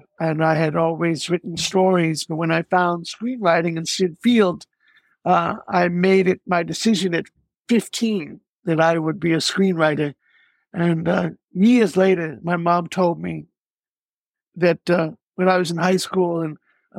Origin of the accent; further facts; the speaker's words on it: Washington, District of Columbia, United States; moved away as an adult; I was 12 years old when I grew up in Washington, D.C.